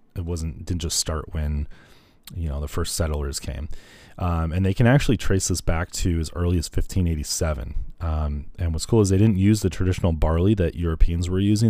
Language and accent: English; South Lyon, Michigan, United States; Witch's Hat is actually in my hometown. Uh, I grew up in South Lyon